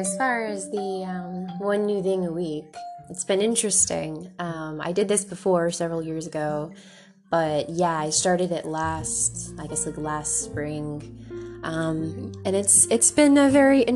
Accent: Florida, United States; I grew up in Florida

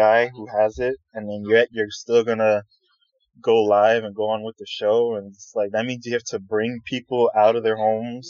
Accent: New York, United States

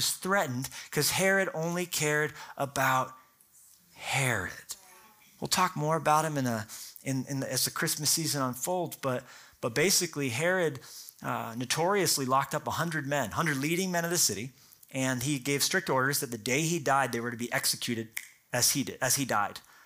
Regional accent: United States; I'm American

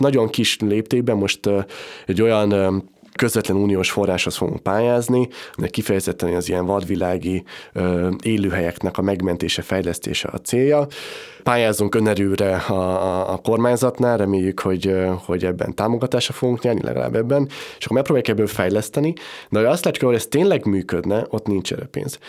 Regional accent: Budapest, Hungary; én egy olyan helyen nőttem fel, Budapesten

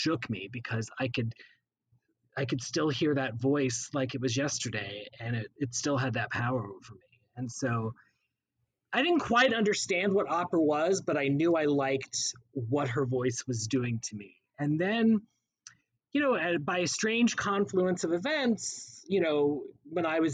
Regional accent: Texas, United States; also born or lived in Missouri; now in New York, United States; we moved to Texas when I was very, very young. So I do consider myself a Texan

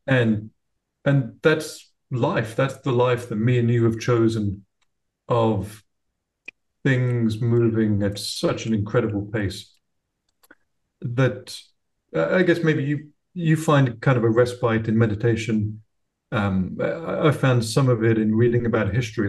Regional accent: United Kingdom; now in Florida, United States; I live in uh, Florida now. I'm British originally, but have ended up in Florida

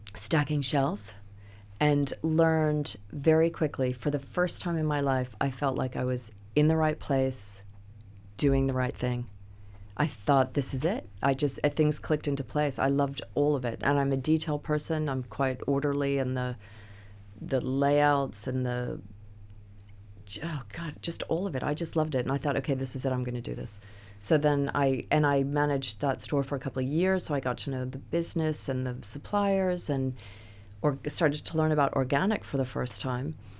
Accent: United States; moved away as an adult; now in England, United Kingdom; as an American

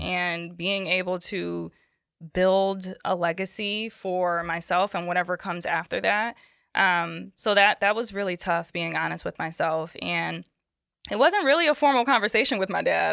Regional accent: Bridgeport, Connecticut, United States; also born or lived in Norwalk, Connecticut / Queens, New York; I was born in Narwhal, Connecticut. I grew up in Bridgeport

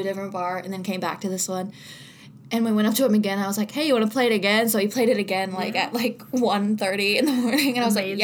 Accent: Covington, Kentucky, United States; I am from Covington, Kentucky. So I grew up down the street from Covington Catholic High School

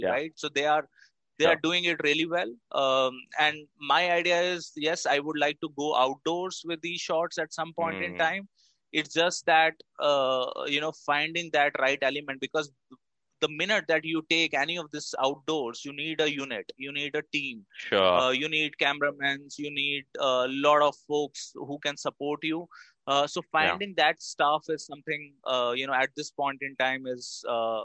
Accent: Delhi, India; now in Bangalore, India; I am from Delhi.

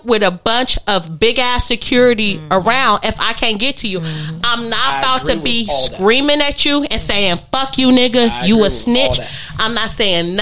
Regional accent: Los Angeles, California, United States; we are from LA. I am from Leimert Park. I am from 38th and LaSalle.

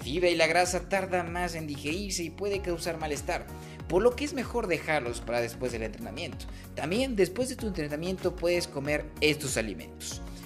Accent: Mexico; nos ha ido como mexicanos

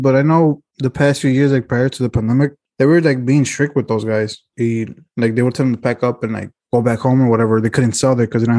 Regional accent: Chicago, Illinois, United States; born or raised there

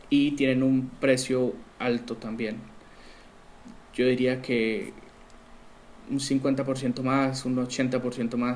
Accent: Colombia; now in Argentina; bueno, soy colombiano, como dijiste, y vivo en Argentina

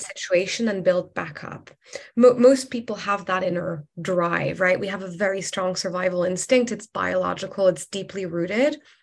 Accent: Morocco; now in London, United Kingdom; I am originally from Morocco, but I've spent the last 12 years um, based in London

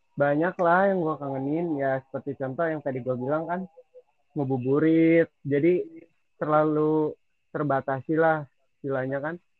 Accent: Sukabumi, West Java, Indonesia; gua asli di sini, kan. Asli Sukabumi.

